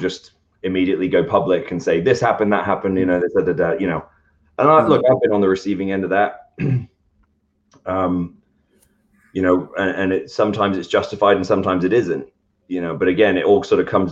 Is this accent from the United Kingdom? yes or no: yes; United Kingdom; moved away; I'm British.